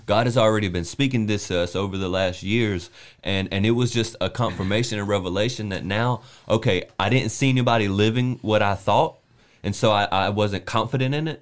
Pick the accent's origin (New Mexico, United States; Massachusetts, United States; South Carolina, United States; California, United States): South Carolina, United States; I'm from South Carolina